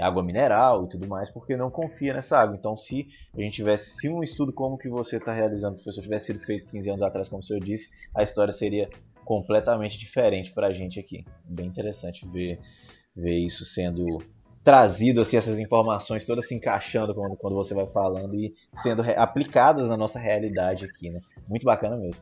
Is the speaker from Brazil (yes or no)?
yes; Governador Valadares, Minas Gerais, Brazil; Eu sou aqui de Governador Valadares